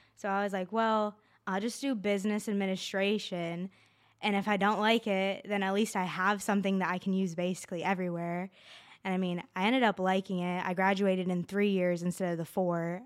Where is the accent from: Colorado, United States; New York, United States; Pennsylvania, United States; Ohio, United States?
New York, United States; Mayfield; I grew up in Mayfield, New York.